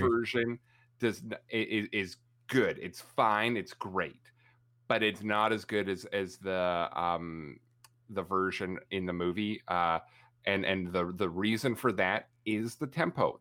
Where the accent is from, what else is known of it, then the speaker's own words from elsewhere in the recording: Canada; obnoxiously Canadian